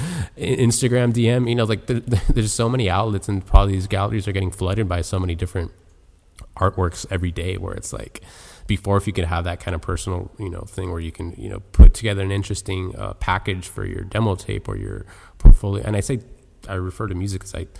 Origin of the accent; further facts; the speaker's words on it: Miami, Florida, United States; Born and raised in Miami